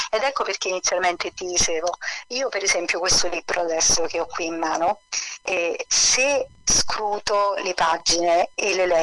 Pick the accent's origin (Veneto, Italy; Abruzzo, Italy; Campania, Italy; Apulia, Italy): Campania, Italy; e quindi nel Sannio, nel cuore del Sannio, a un passo da Telese Terme, diciamo. E il mio paesino è un serpentone ai piedi della, della montagna, ai monti del Taburno.